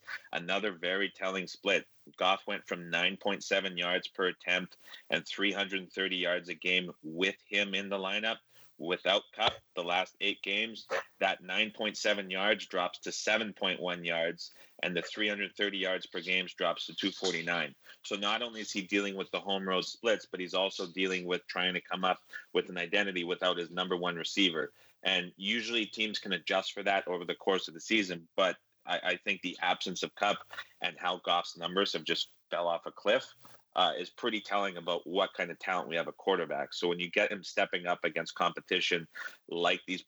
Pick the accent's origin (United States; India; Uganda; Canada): Canada; growing up in Canada